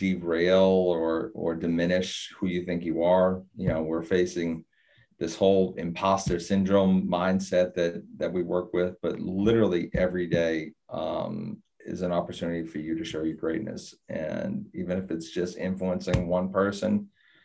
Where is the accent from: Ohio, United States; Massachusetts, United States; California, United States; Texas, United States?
Massachusetts, United States; Boston; now in Florida, United States; I'm coming from Boston, and you know, I grew up in kind of an old school Italian and Irish neighborhood